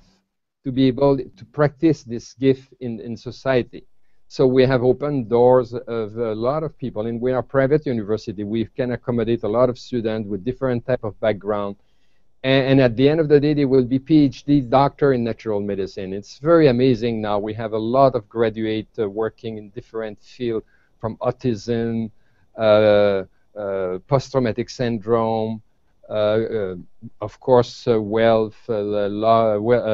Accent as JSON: {"language": "English", "country": "Canada", "said": "I come from Canada"}